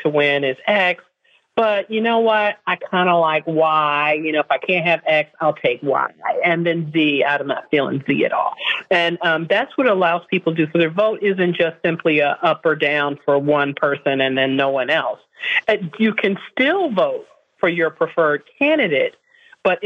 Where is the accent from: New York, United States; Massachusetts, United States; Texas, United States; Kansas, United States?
New York, United States; Buffalo; I'm from Buffalo